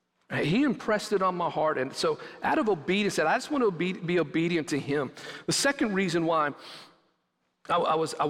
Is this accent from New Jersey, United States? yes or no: no; West Texas, United States; moved away; growing up in West Texas